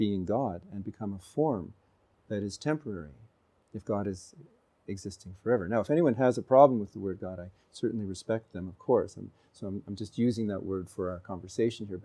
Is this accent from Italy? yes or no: no; Canada; in the West, where I grew up in Canada.